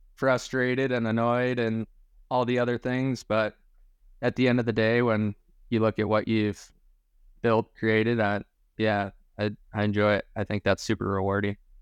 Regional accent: Michigan, United States; moved away; Growing up in Michigan

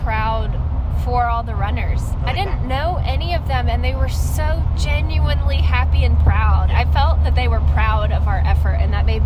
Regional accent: Nashville, Tennessee, United States; Is it in my hometown and familiar roads?

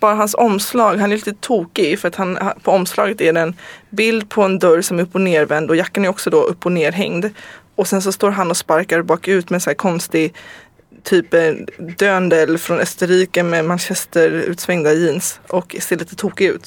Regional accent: Stockholm, Stockholm County, Sweden; jag är ju född i Stockholm, mm. men eh, jag, har, jag är inte svensk medborgare så att jag är tysk medborgare

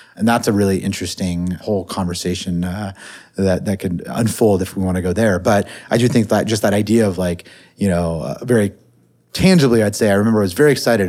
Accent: Silicon Valley, California, United States; I grew up in the Silicon Valley

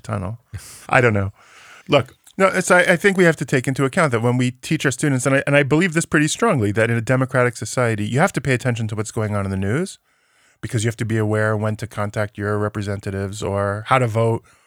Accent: United States; now in West Bank; as an American citizen who lives in the West Bank

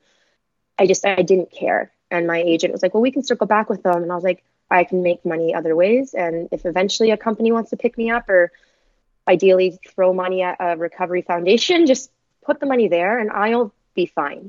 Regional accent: Canada; being Canadian

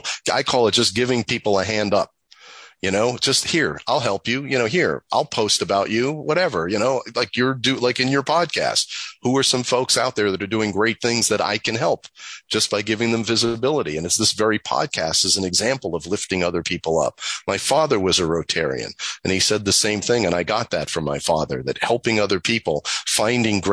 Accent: New York, United States; I'm from New York

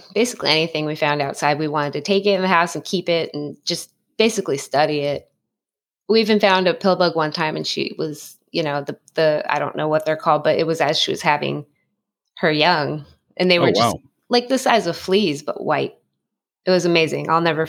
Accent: San Dimas, California, United States; I'm outside in Southern California. I grew up in San Dimas, California, Los Angeles County.

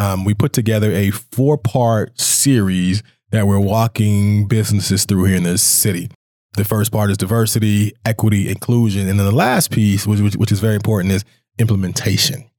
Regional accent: Jacksonville, Florida, United States; also born or lived in Reno, Nevada; now in Billings, United States; I'm originally from Jacksonville, Florida, but I came here via Reno, Nevada

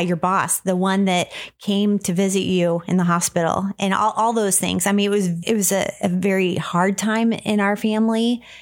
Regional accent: Jefferson City, Missouri, United States; we grew up in Jefferson City, Missouri, and we are sisters

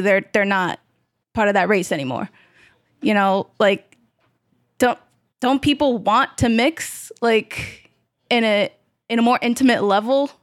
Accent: New York City, New York, United States; New York. Where? Queens. Where? South Ozone Park

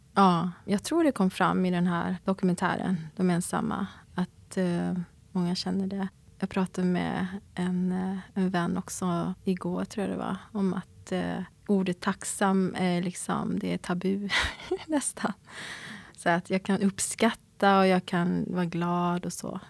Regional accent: Sweden; also born or lived in South Korea; jag är adopterad och jag kom till Sverige när jag var åtta månader

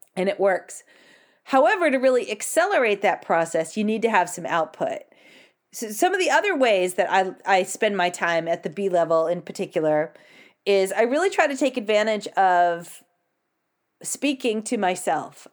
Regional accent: United States; I'm American

